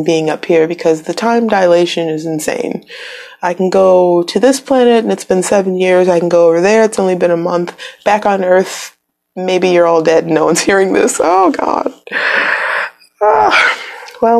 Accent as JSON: {"language": "English", "region": "Midwest", "country": "United States", "tie": "born or raised there", "moved": "yes", "said": "I'm from the Midwest, really windy there, like up by Canada"}